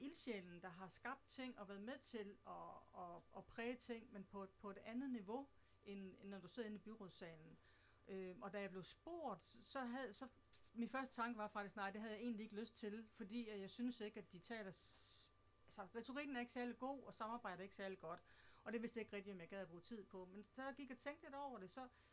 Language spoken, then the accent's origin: Danish; Southern Jutland, Southern Denmark, Denmark; accent: Southern Jutlandic; also born or lived in Slagelse Municipality; now in Slagelse, Denmark; Oprindeligt så kommer jeg fra Sønderjylland, men har boet her i kommunen de sidste 6-27